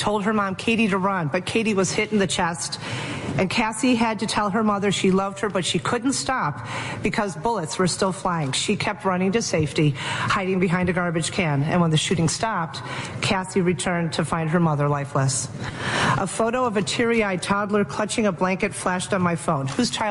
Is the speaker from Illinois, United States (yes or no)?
yes; Highland Park, Illinois, United States; my hometown